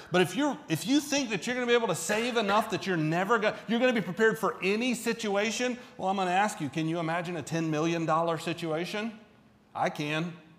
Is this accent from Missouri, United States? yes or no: no; Central Florida, United States; moved away; I kind of grew up in the 80s. And so I and, and not here, I'm from Florida, Central Florida